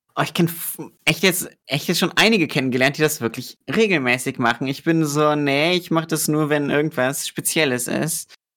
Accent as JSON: {"language": "German", "country": "Germany", "said": "ich komme aus Deutschland"}